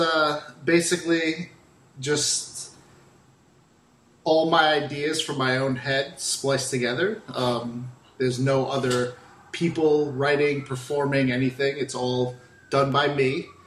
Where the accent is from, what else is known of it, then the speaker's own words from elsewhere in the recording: Boston, Massachusetts, United States; moved away as an adult; also born or lived in Portugal; now in Florida, United States; my mom moved to America, and we primarily lived outside of Boston in Massachusetts. I lived there until I was like 26, 27 years old